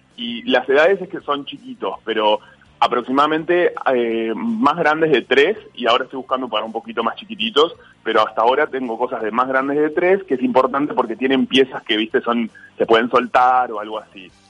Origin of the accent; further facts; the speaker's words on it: Uruguay; now in Buenos Aires, Argentina; estoy en mi país, está mi familia, mis amigos